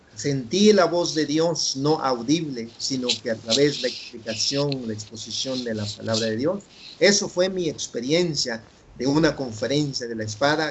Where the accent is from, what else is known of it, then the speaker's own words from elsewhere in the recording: Guatemala; first language Chuj; Spanish is a second language; moved away; also born or lived in San Leandro, California; acá en mi país Guatemala